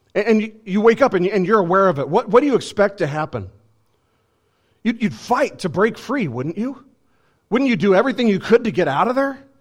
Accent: United States; I'm an American citizen

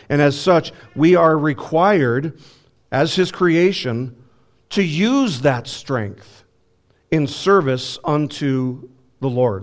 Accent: Las Vegas, Nevada, United States; moved away; I'm from Las Vegas

